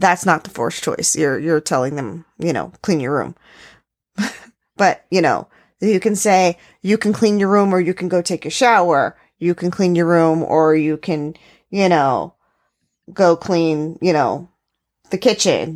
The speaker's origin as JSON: {"language": "English", "town": "New York City", "region": "New York", "country": "United States", "tie": "born or raised there", "said": "I grew up in New York City"}